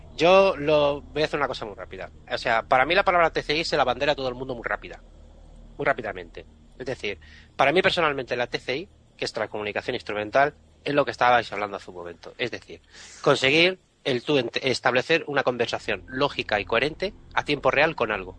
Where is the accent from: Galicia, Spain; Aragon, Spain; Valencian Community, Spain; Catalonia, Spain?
Catalonia, Spain; como catalán que soy